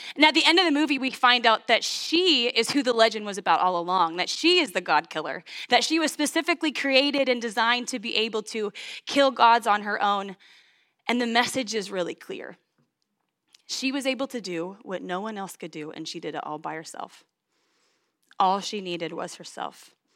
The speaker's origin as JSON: {"language": "English", "town": "St. Joseph", "region": "Missouri", "country": "United States", "tie": "born or raised there", "also_born_or_lived": "Washington, Missouri", "said": "I was born in St. Joseph, Missouri"}